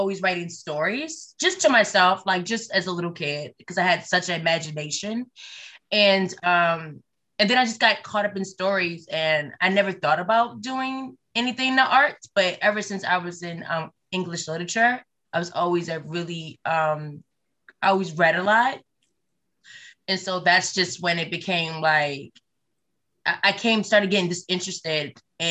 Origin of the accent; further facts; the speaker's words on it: Baltimore, Maryland, United States; Baltimore, Maryland, born and raised.